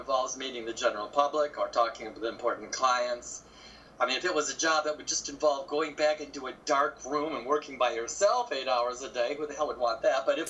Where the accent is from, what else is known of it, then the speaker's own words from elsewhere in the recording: southern Michigan, United States; now in Chicago, United States; it's no worse than what we had in southern Michigan.